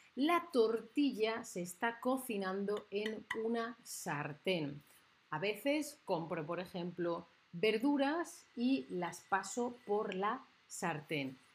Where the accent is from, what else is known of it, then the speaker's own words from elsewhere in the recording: Spain; que soy de España